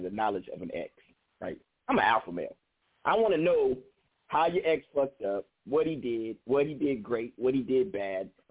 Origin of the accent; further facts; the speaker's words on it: Bay Area, California, United States; I'm from California, the Bay Area, California.